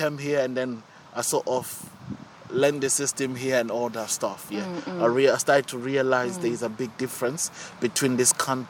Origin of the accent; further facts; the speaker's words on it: Zimbabwe; now in Luton, United Kingdom; I grew up in Zimbabwe. I moved to this country, to Luton, in 2008.